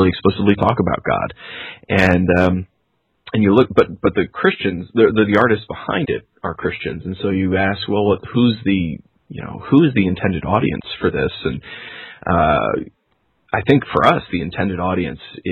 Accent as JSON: {"language": "English", "region": "New York", "country": "United States", "said": "I'm from New York"}